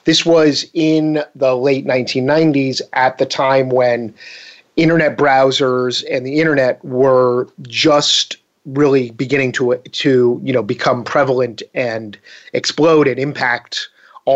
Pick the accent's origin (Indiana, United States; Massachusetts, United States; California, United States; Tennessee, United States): Massachusetts, United States; Boston; now in Falls Church, United States; I grew up in Boston, Massachusetts area.